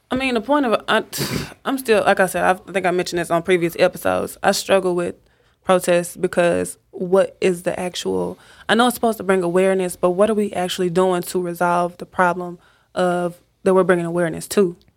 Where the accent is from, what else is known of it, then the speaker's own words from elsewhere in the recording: Dallas, Texas, United States; born and raised in Dallas